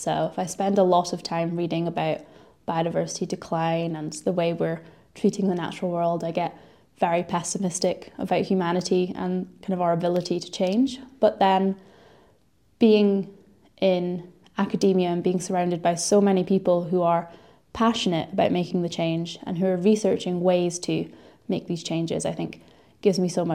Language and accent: English; Aberdeen, Scotland, United Kingdom; I'm from Aberdeen, and we have some brilliant coastal habitats there